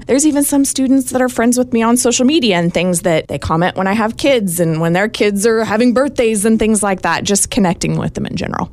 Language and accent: English; Rockville, Indiana, United States; I'm from Rockville